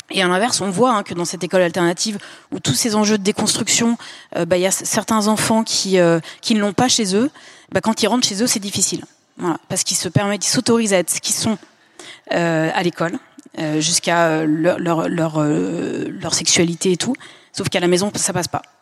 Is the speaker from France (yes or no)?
yes; Lyon, Auvergne-Rhône-Alpes, France; On est de Lyon